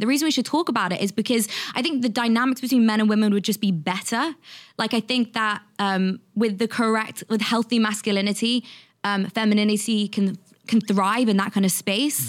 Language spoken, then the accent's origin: English; London, United Kingdom; I'm from London, and when I was twenty-one, I used to work as a journalist